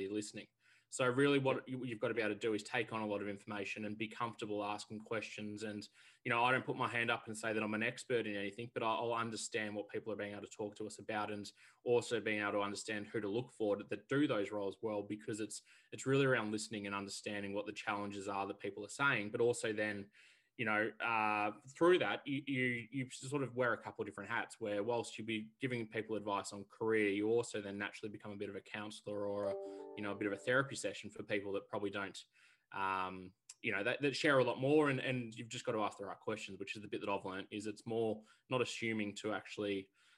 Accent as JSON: {"language": "English", "town": "Melbourne", "region": "Victoria", "country": "Australia", "tie": "born or raised there", "said": "I'm originally from Melbourne, grown up and born here"}